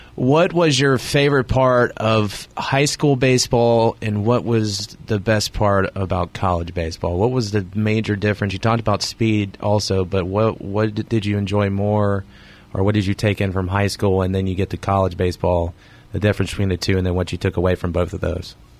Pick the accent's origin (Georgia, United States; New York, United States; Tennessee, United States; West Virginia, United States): West Virginia, United States; Cross Lanes; also born or lived in Nitro, West Virginia / Charleston, West Virginia; I grew up in Cross Lanes